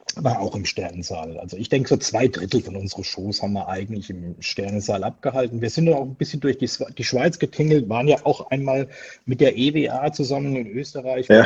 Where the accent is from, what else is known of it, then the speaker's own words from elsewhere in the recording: Pirmasens, Rhineland-Palatinate, Germany; moved away as an adult; now in Switzerland; Also ich bin im Südwesten Deutschland aufgewachsen, sprich in Pirmasens im schönen Pfälzerwald